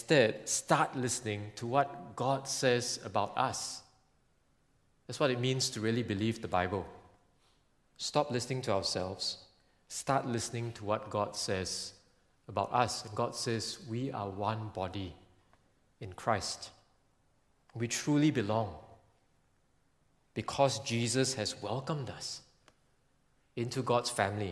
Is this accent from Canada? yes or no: no; Singapore; being Singaporean